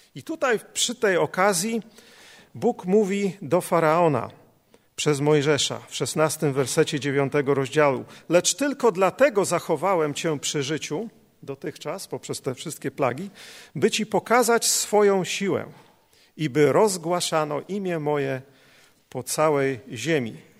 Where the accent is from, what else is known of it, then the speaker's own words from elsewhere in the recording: Poland; nas, Polaków